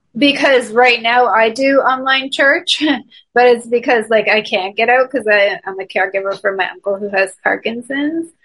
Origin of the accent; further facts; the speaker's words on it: Toronto, Ontario, Canada; moved away; I'm originally from Toronto, Canada